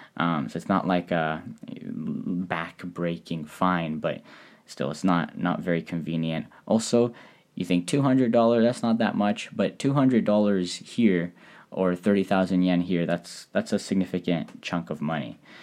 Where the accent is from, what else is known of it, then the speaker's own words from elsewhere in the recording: United States; now in Japan; as an American